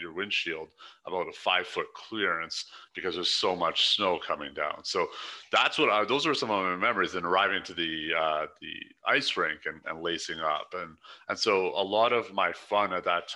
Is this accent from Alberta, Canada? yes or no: yes; Calgary, Alberta, Canada; moved away as an adult; also born or lived in China; now in Vancouver, Canada; Calgary, Alberta